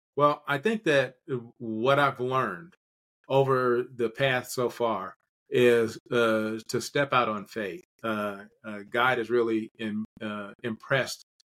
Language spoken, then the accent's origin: English; Kentucky, United States; also born or lived in metropolitan Atlanta, Georgia; now in Atlanta, United States; my home state in Kentucky